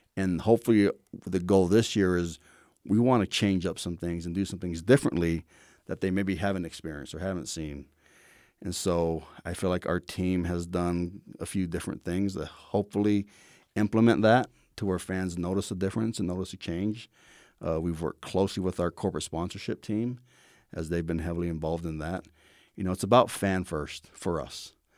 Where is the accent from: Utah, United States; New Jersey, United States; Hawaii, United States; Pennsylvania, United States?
Hawaii, United States; moved away; I grew up in Hawaii